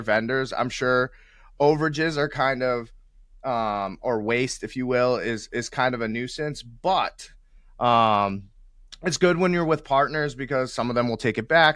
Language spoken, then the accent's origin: English; New England, United States; I'm from the New England area